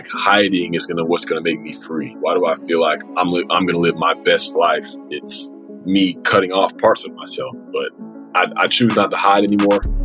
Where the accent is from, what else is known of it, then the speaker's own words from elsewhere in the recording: Acworth, Georgia, United States; I grew up in suburban Atlanta, Georgia. It's a town called Ackworth, Georgia, about 30 minutes north of downtown.